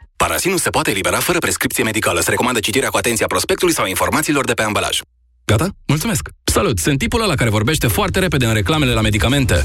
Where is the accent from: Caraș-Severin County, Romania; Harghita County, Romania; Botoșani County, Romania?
Harghita County, Romania; Toplița; also born or lived in Cluj; now in Canada; sunt din Toplița